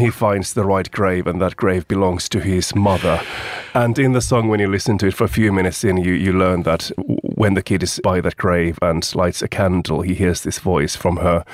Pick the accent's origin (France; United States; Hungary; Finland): Finland; moved away as an adult; I had to leave my home country